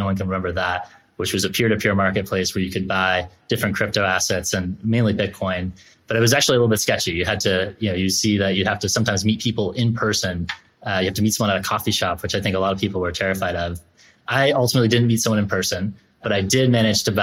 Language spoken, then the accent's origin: English; Concord, Massachusetts, United States; I grew up in Concord, Massachusetts